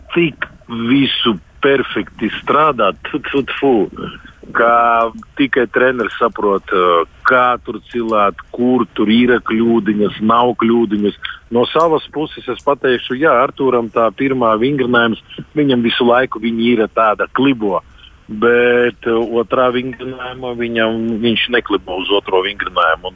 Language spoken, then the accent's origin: Latvian; Dobele, Dobele Municipality, Latvia; Visi mēs esam no Dobeles. Es, treneris, Artūrs, Rītvars, visi mēs esam no maziņas pilsētas Dobeles